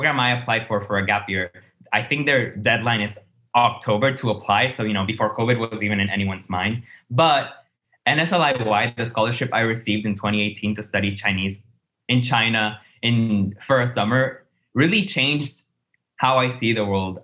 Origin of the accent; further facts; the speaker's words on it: San Juan, Puerto Rico; I'm from San Juan, Puerto Rico, the island's capital